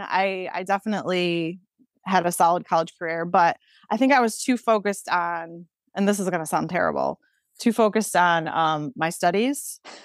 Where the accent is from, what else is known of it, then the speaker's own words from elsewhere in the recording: Pavilion, New York, United States; I'm from Pavilion, New York, which is a super small town. I graduated with fifty-two students.